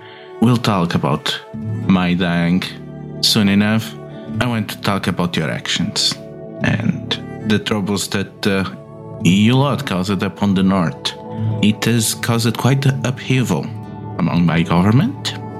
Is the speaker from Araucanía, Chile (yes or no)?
yes; Araucanía, Chile; I'm from Araucania, so I am a bit of cowboy myself.